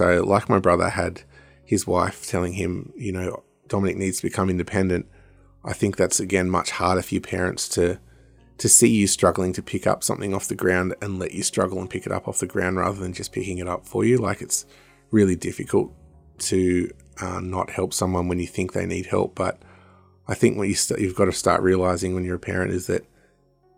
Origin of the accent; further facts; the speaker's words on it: Woolgoolga, New South Wales, Australia; now in Newcastle, Australia; where I grew up in Wagoolga